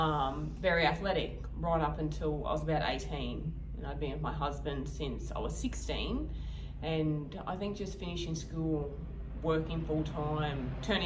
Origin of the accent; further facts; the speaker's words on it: Beerwah, Queensland, Australia; also born or lived in Maleny; I was born in Mullaney, lived in Beerwah my whole life